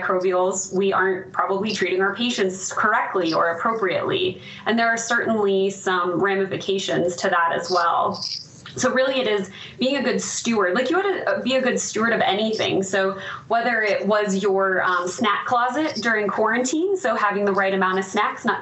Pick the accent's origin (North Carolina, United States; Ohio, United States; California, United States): Ohio, United States; moved away as an adult; also born or lived in Orlando, Florida; now in Denver, United States; Born and raised in Ohio